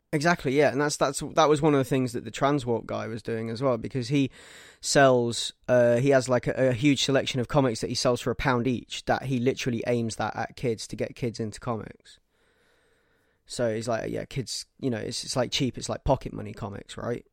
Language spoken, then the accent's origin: English; Leicester, East Midlands, United Kingdom; my hometown within walking distance of my house.